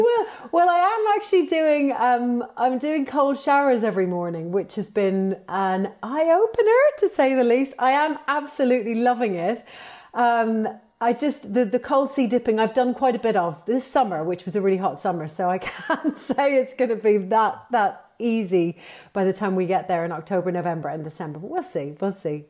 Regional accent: Ireland; now in London, United Kingdom; I am Irish, uh, by by trade. And, uh, and I suppose, you know, I've, I've been here for a very long time.

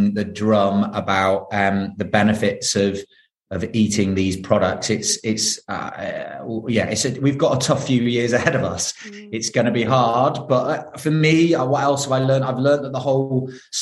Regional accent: Manchester, North West England, United Kingdom; I was brought up in South Manchester with two brothers

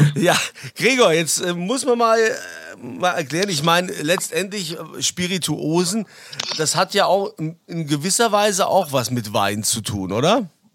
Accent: Germany; bei uns in Deutschland

